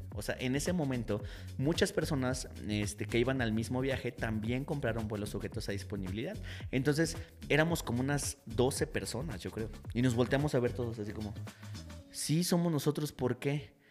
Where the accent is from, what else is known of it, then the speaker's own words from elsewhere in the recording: Mexico; nosotros venimos de México